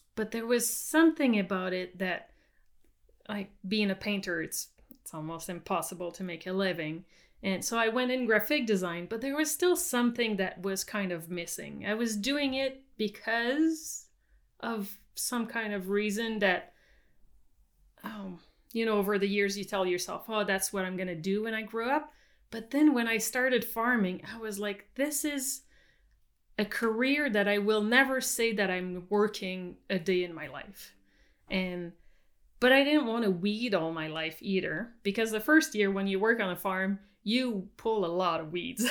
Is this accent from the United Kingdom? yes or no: no; south of Montreal, Quebec, Canada; English is a second language; moved away as an adult; also born or lived in California; now in British Columbia, Canada; I was born in Quebec